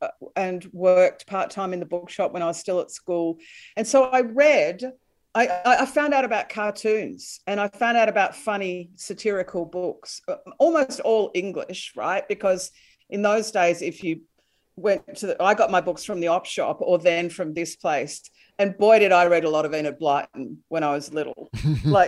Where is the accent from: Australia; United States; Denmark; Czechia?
Australia; Melbourne, Victoria; The suburbs of Melbourne, but my mum was a country girl